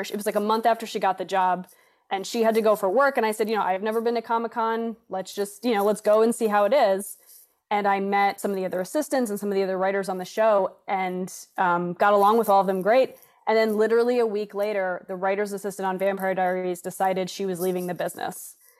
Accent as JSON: {"language": "English", "region": "New York", "country": "United States", "moved": "yes", "said": "I lived in New York. I'm from New York."}